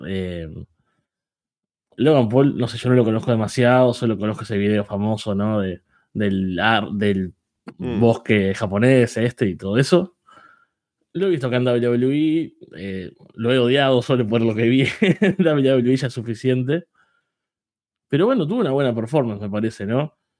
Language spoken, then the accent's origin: Spanish; Uruguay; soy uruguayo